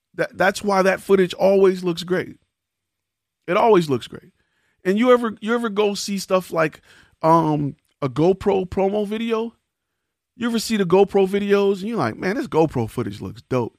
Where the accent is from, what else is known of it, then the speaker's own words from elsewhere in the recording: Detroit, Michigan, United States; I'm from Detroit